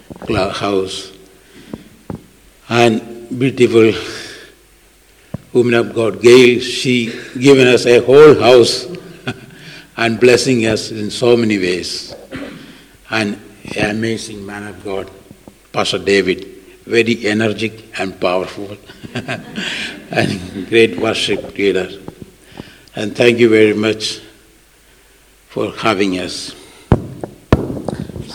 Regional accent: Kerala, India; English is a second language; moved away; So, I am from South India, a state called Kerala.

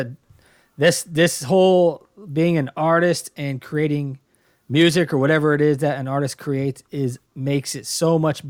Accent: Dayton, Ohio, United States; I was born in Dayton, Ohio.

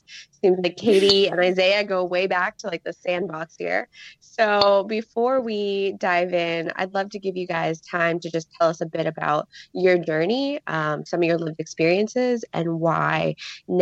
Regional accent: Pittsburgh, Pennsylvania, United States; I was raised by my mom in a single-parent household in Pittsburgh

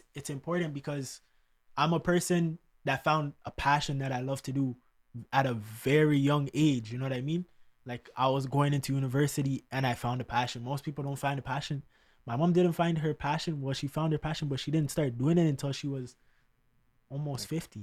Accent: Canada; a Canadian kid

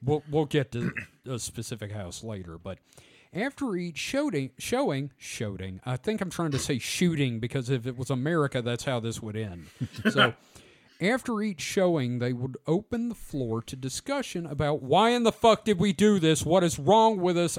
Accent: United States; being an American

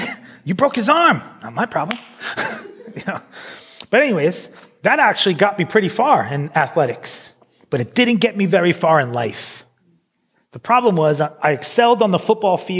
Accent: New York City, New York, United States; moved away as an adult; also born or lived in Philadelphia; now in United Kingdom; I grew up in New York City.

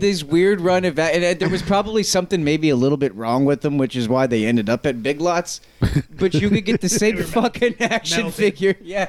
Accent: Tampa, Florida, United States; I grew up in Tampa.

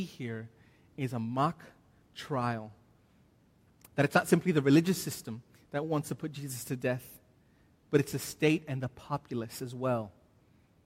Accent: United States; now in Australia; See, I'm an American. I am an Australian citizen, but I'm still an American.

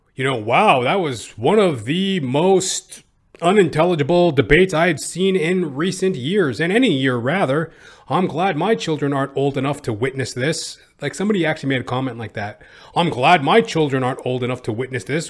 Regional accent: Canada; I'm a Canadian

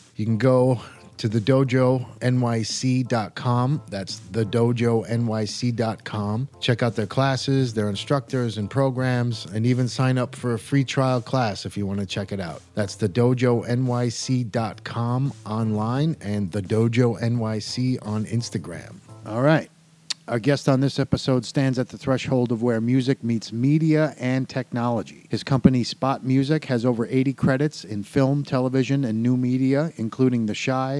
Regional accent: Midwest, United States; growing up in the Midwest

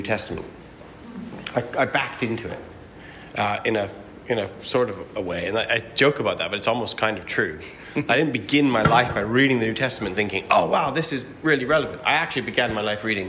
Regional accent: Alberta, Canada; I grew up in Bible Belt, Alberta

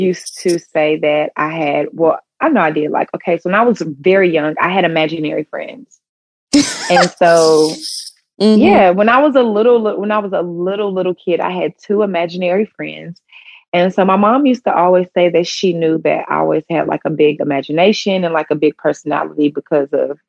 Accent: the South, United States; we're from the South. So people always talk like

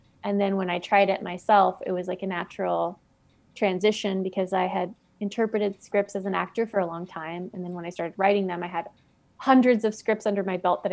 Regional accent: Seattle, Washington, United States; moved away as an adult; also born or lived in New York; now in Los Angeles, United States; I'm from Seattle, and I lived in New York for almost 10 years, and then I moved to Los Angeles in 2016.

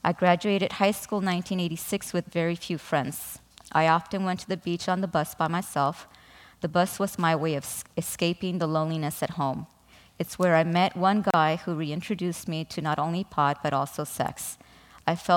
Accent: Mexico; I was born in Mexico to an alcoholic father and emotionally unavailable

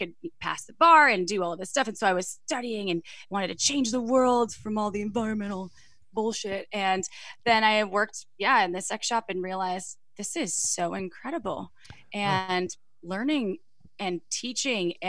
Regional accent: Wisconsin, United States; I'm from Wisconsin, conservative family. No one talked about sex.

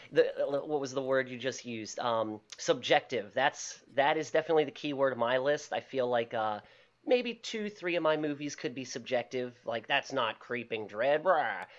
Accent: Baltimore, Maryland, United States; also born or lived in Parkville, Maryland; originally, I'm from Highland Town, which is in the inner city of Baltimore. Uh, since high school, my family moved out to the Parkville Kearney area

